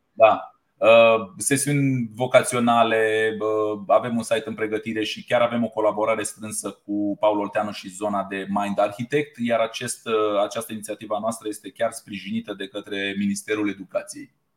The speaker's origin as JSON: {"language": "Romanian", "country": "Romania", "said": "ca și români cum suntem."}